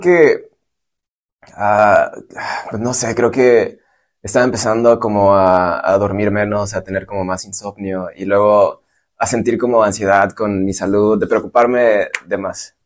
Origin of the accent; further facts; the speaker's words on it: Michoacán, Mexico; moved away as an adult; now in San Francisco, United States; yo soy de Michoacán